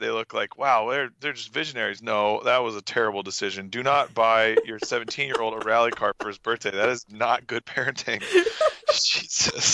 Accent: Austin, Texas, United States; accent: Texas; also born or lived in Dale, Texas; I grew up here in Austin. I guess technically I live in Dale now, but I grew up in Austin

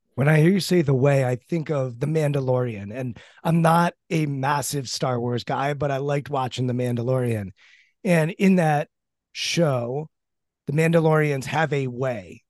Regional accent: Washington, District of Columbia, United States; growing up in Washington when I grew up, where you couldn't get into R F K Stadium

